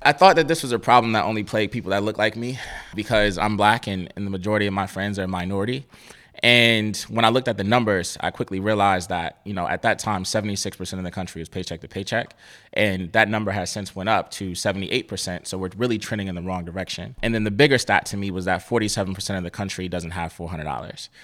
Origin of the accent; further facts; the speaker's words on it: Cleveland, Ohio, United States; I grew up in Cleveland, Ohio